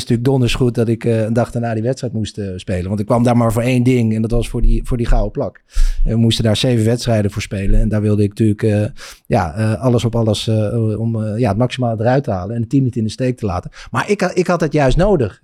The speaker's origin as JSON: {"language": "Dutch", "town": "Egmond", "region": "North Holland", "country": "Netherlands", "tie": "born or raised there", "said": "ik kom uit Egmond en daar waren we echt het enige gezin dat hockeyde"}